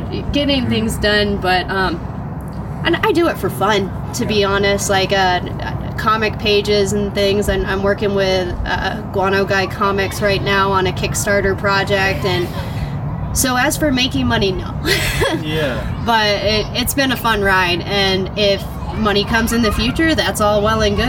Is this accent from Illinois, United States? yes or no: no; Spokane, Washington, United States; I grew up around Audubon area